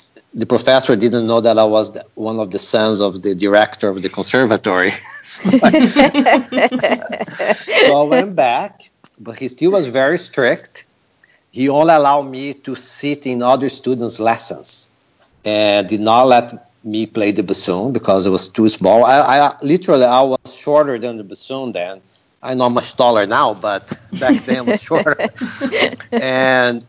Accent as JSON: {"language": "English", "country": "Brazil", "tie": "born or raised there", "moved": "yes", "said": "I'm originally from Brazil, and I do come from a very musical family. And my father was the director of a music conservatory in our town. So since we were like 6, 7 years old, we had started in music."}